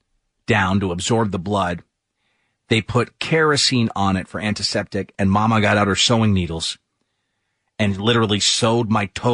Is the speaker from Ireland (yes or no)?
yes; Ireland; moved away; growing up in Ireland